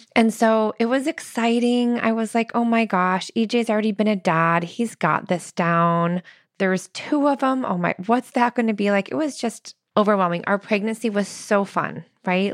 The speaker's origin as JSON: {"language": "English", "region": "Midwest", "country": "United States", "said": "I'm so from the Midwest."}